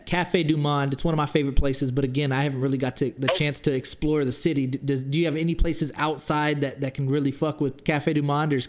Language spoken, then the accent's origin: English; Smithville, Texas, United States; moved away as an adult; also born or lived in San Antonio, Texas; Smithville, Texas, so we're from a town that has 3,000 people in it. We're not from New Orleans. I moved to San Antonio after that, but, like, we're from a small country town